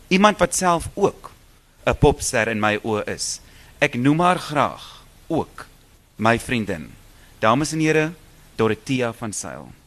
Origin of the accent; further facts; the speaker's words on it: South Africa; Maar ons is Suid-Afrikaners. Ons sal nooit kan verplant nie.